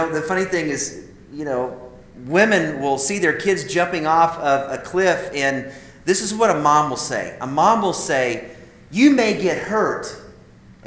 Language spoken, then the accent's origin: English; Idaho, United States; I grew up in Idaho